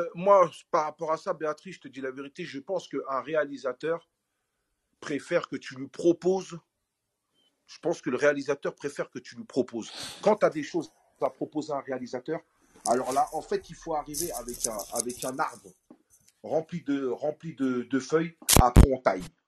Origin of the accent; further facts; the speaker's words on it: Aulnay-sous-Bois, Île-de-France, France; revenir sur Olney, dans ma ville natale.